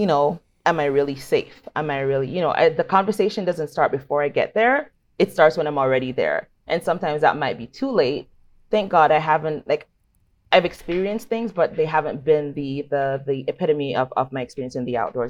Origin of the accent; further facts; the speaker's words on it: Jamaica; now in Toronto, Canada; growing up in Jamaica